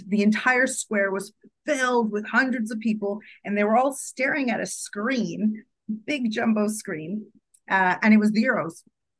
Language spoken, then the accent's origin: English; Toronto, Ontario, Canada; I'm from Toronto, like very proud Torontonian.